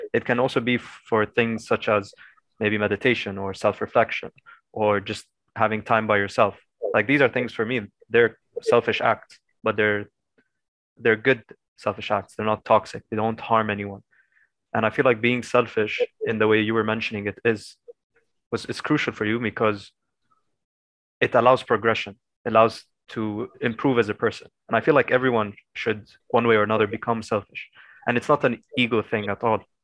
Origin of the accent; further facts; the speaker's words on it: Lebanon; being a Lebanese, with a Lebanese passport